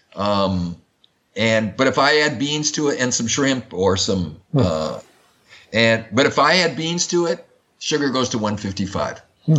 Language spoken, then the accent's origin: English; Madison, Wisconsin, United States; I grew up in Madison, Wisconsin, which is the which is the home of Oscar Mayer meatpacking